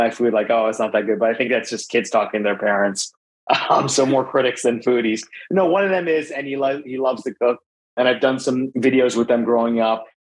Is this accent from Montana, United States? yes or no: no; Bronxville, New York, United States; especially where I grew up in Westchester County in New York.